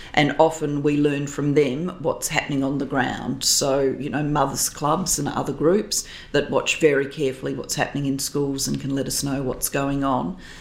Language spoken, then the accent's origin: English; Adelaide, South Australia, Australia; moved away as an adult; post politics, I've returned to my hometown, to Adelaide